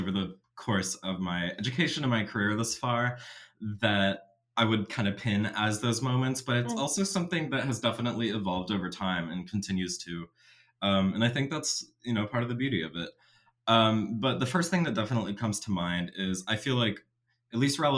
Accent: Austin, Texas, United States; I'm basically born and raised in Austin, and have been here all of my life

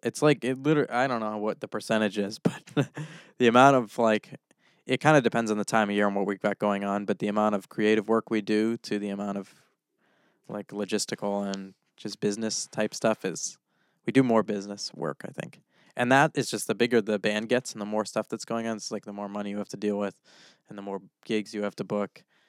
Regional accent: Orange, Massachusetts, United States; my hometown of Orange

